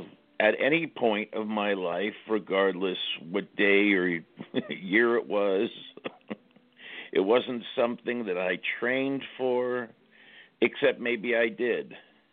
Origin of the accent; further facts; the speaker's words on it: Los Angeles, California, United States; I'm from Los Angeles originally.